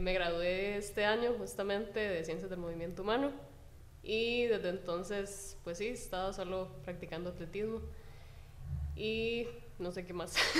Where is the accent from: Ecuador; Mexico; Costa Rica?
Costa Rica; Heredia; yo soy vecina de Heredia, de Heredia Centro, y estuve en una escuela de Heredia que se llama Rafael Moya Murillo